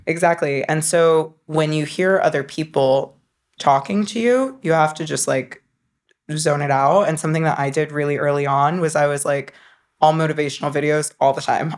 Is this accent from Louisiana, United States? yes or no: no; North Carolina, United States; I grew up in North Carolina.